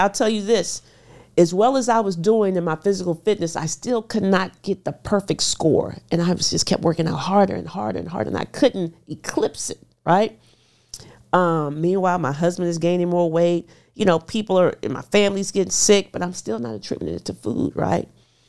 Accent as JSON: {"language": "English", "town": "Houston", "region": "Texas", "country": "United States", "said": "I'm from Houston, Texas. So I'm cooking fried foods and drinking soda."}